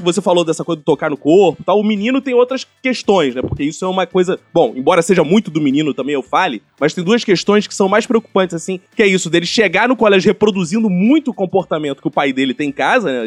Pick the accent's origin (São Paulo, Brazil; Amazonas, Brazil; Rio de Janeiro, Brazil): Rio de Janeiro, Brazil; Sou carioca